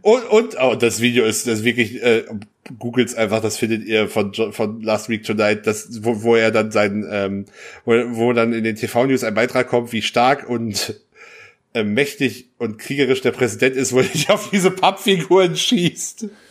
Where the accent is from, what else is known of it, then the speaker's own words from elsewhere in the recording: North Rhine-Westphalia, Germany; ich als gebürtiger Westfale